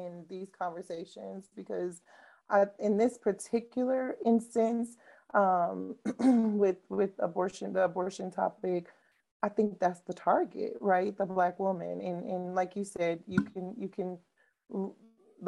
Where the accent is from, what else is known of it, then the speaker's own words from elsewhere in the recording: Midwest, United States; I grew up in the Midwest